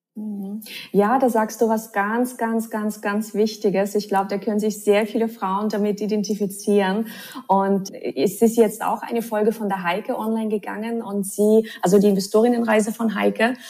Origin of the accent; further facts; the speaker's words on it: Russia; moved away; ich bin ja in Russland aufgewachsen